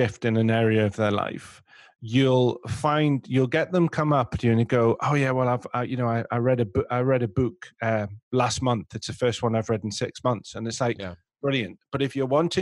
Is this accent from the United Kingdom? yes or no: yes; England, United Kingdom; we're English